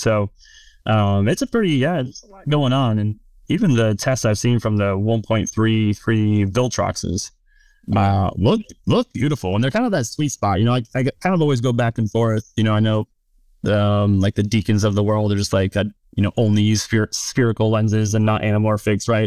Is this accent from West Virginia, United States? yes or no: yes; West Virginia, United States; also born or lived in Tennessee / Kentucky; I'm from West Virginia